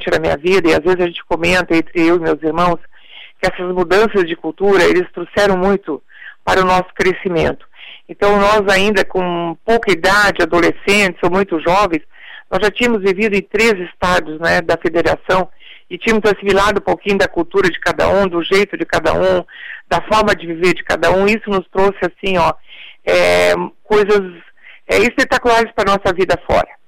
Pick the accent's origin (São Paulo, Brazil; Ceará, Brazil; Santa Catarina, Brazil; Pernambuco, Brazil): Santa Catarina, Brazil; Lages; born there; moved away as an adult; now in Criciúma, Brazil; tenho 68 anos de idade, nasci na região serrana, em Lages